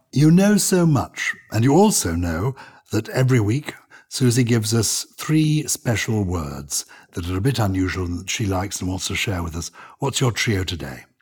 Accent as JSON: {"language": "English", "region": "England", "country": "United Kingdom", "accent": "English", "said": "my English accent"}